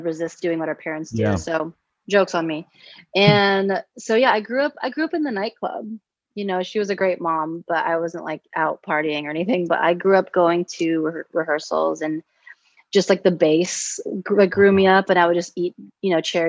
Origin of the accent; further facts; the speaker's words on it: United States; I grew up, obviously, you know, American